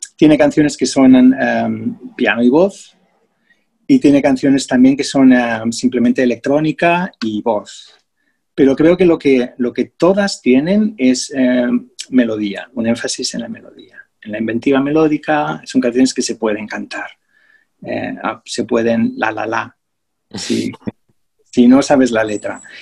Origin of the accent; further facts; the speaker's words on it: Spain; moved away as an adult; also born or lived in England; now in Australia; Y me mudé de España.